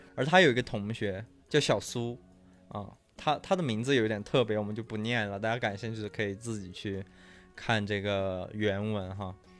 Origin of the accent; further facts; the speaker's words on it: Yunnan, China; 我们是云南人